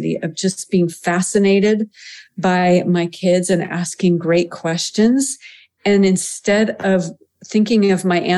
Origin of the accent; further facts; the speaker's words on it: United States; also born or lived in France; as an American